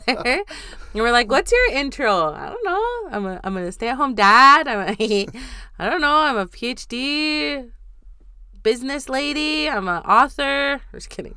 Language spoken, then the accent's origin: English; North Dakota, United States; also born or lived in Seattle; I am from Standing Rock, um, currently between North Dakota and Seattle